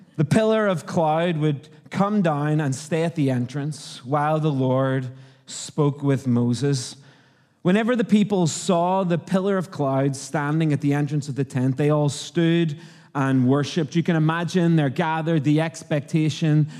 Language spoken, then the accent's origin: English; Northern Ireland, United Kingdom; accent: Irish; moved away as an adult; also born or lived in Canada; now in Australia; I'm from Northern Ireland